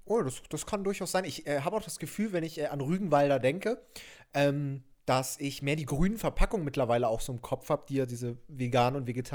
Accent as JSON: {"language": "German", "town": "Doberschau", "region": "Saxony", "country": "Germany", "tie": "born or raised there", "said": "bei mir in Doberschau, wo ich aufgewachsen bin"}